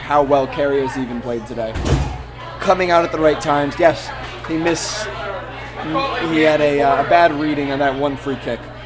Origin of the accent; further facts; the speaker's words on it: Ireland; we're both Irish